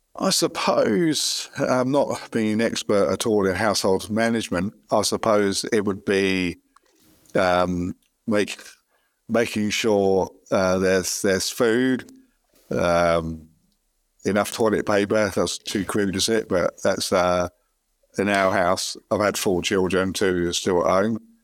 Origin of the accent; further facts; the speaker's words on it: London, United Kingdom; moved away as an adult; now in Australia; I used to, uh, work in London and live nearby if I was born in London